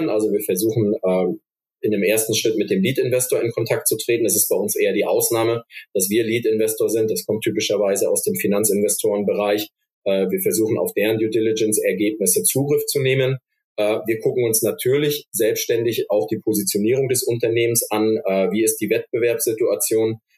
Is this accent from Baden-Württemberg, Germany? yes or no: yes; Stuttgart, Baden-Württemberg, Germany; weil hier gerade als Stuttgarter kann ich das sagen.